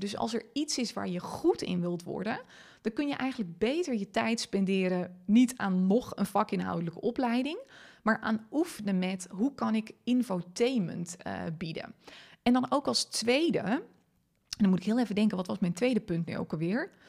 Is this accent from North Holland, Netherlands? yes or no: no; Friesland, Netherlands; first language Frisian; Dutch is a second language; Ik ben Fries opgevoed